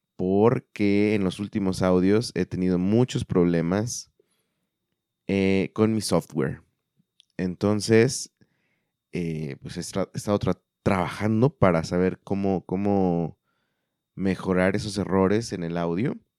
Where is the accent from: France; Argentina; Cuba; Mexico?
Mexico; central Mexico; now in Guadalajara, Mexico; en el sur o en el centro, para ser más específicos de donde yo soy